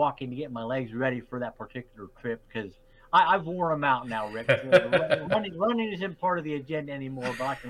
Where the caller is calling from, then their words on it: Terre Haute, Indiana, United States; So I'm in Terre Haute, Indiana, which is in the Midwest, about 4 hours or so south of Chicago.